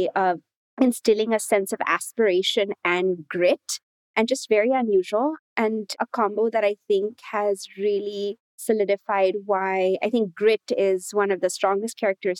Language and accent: English; Mumbai, Maharashtra, India; moved away; I was born in Mumbai in India